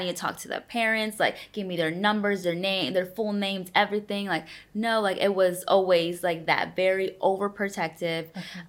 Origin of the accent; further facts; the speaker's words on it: Los Angeles, California, United States; first language Spanish; English is a second language; also born or lived in El Salvador; I was born in El Salvador and then was raised in California, Los Angeles area.